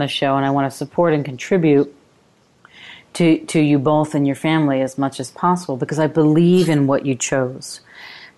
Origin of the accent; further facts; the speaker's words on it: New York, United States; I grew up in New York